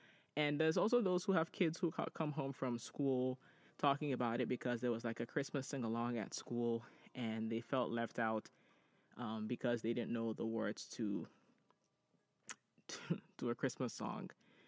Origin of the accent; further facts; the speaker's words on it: Ghana; you know, Ajua and I grew up in Ghana